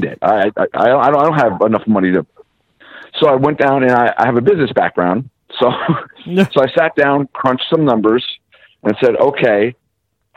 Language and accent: English; Massachusetts, United States; we're from the Northeast. I was born in Massachusetts